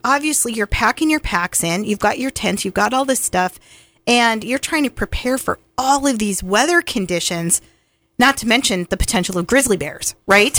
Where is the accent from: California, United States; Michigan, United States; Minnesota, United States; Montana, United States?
Montana, United States; I'm from Montana